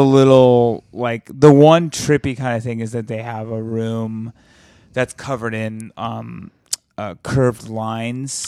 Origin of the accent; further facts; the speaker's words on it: Alabama, United States; moved away; also born or lived in Mississippi Delta; in my hometown in Alabama